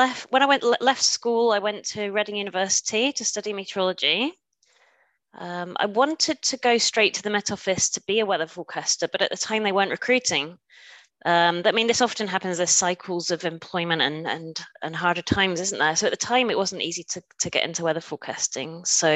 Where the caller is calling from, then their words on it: Germany; I should say guten Tag, as I am joining you from Germany.